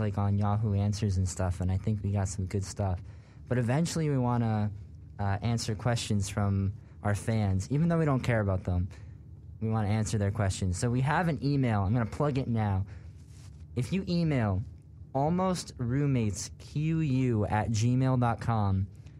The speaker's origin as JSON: {"language": "English", "region": "New Jersey", "country": "United States", "tie": "born or raised there", "moved": "yes", "said": "I am from New Jersey."}